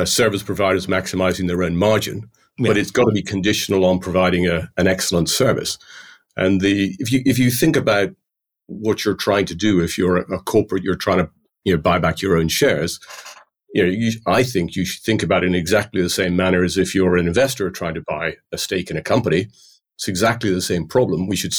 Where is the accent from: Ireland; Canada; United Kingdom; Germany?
Ireland; I'm called a plastic paddy in Ireland because I feel very Irish, having grown up in Ireland, but my accent would be anything but.